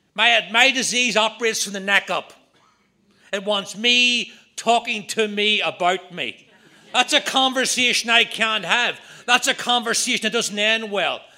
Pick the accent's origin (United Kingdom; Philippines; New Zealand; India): United Kingdom; just outside of Belfast, Northern Ireland; moved away; I'm from Ireland, Northern Ireland. I grew up just outside of Belfast.